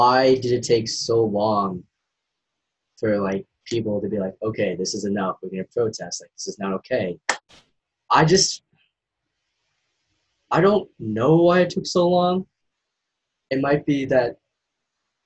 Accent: Maine, United States; also born or lived in Asia; I'm from Maine

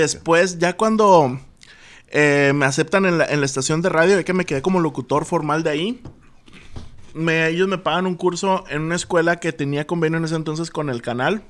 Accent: Altamira, Tamaulipas, Mexico; moved away as an adult; also born or lived in Ciudad Madero, Tamaulipas; now in Monterrey, Mexico; nací en Ciudad Madero, Tamaulipas, pero me crié en Altamira, Tamaulipas

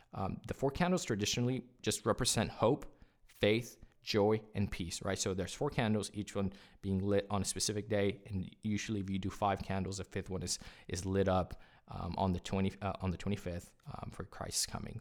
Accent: California, United States; first language Spanish; English is a second language; I grew up in California. Spanish is my first language.

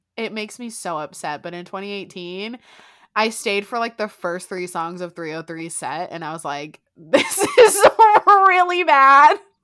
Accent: South Florida, United States; I'm from South Florida

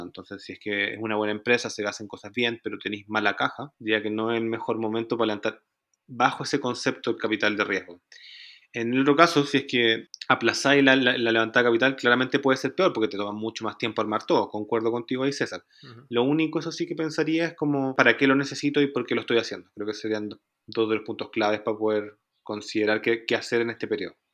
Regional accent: Chile; Nosotros teníamos una oficina en Chile, que es de donde vengo yo originalmente

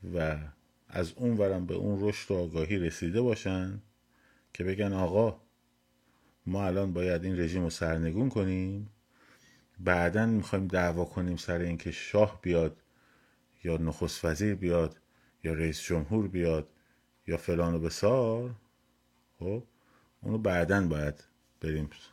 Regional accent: Iran; به عنوان یک ایرانی وطن پرست

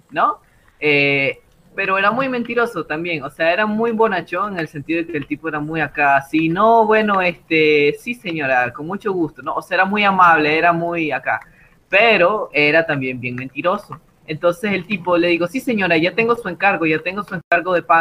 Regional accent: Nicaragua; Yo no leo, soy nicaragüense, por Dios, déjame terminar mi historia.

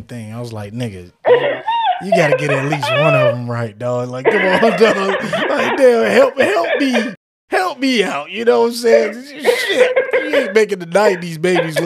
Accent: Florida, United States; now in Tulsa, United States; I'm from Florida

